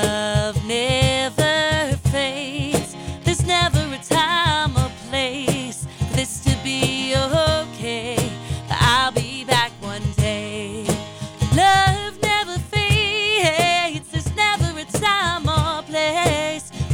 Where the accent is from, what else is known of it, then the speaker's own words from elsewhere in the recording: Londonderry, New Hampshire, United States; Who's your hometown? Londonderry.